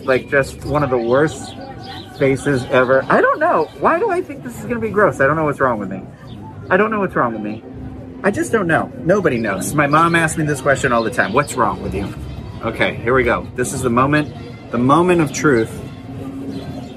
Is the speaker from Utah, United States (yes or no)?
no; South Shore, Massachusetts, United States; I am from Massachusetts. I am from the South Shore